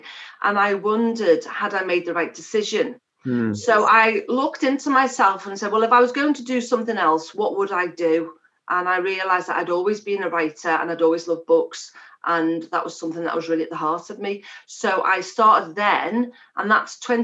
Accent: Liverpool, North West England, United Kingdom; accent: Scouse; I live in Liverpool, which is the centre of my universe and the most beautiful place ever. So as you can tell, I'm a Scouser.

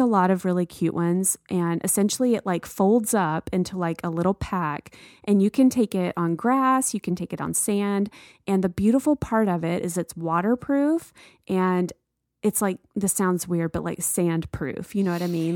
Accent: the South, United States; moved away; growing up in the South

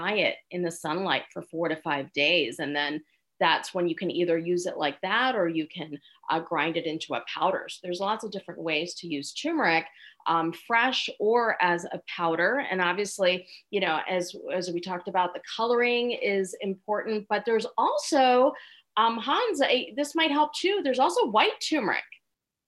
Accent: outside of Philadelphia, Pennsylvania, United States; also born or lived in India; now in Chicago, United States; I grew up outside of Philadelphia

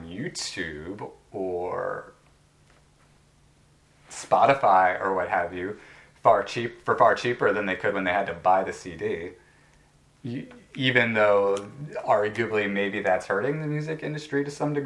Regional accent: United States; I'm an American

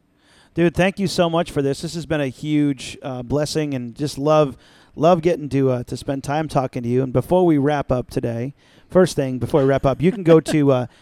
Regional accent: the South, United States; I don't know why I'm from the South

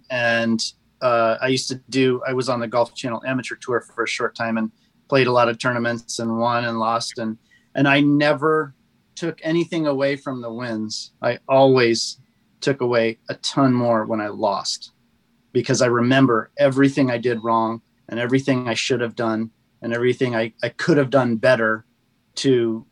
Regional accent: Southern California, United States; I grew up in Southern California

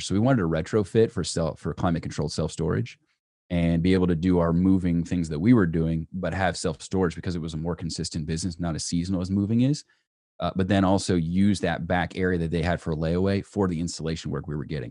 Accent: Peachtree City, Georgia, United States; where I grew up in Peachtree City

